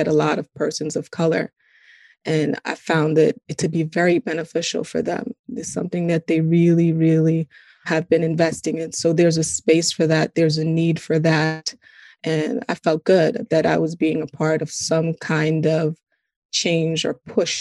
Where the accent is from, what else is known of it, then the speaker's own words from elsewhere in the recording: New York City, New York, United States; also born or lived in Guyana; I grew up in Brooklyn, East Flatbush.